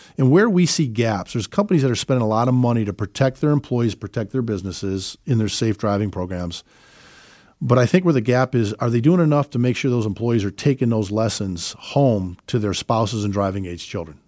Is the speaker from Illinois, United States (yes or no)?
yes; Chicago, Illinois, United States; moved away; we're originally from Chicago, have four beautiful children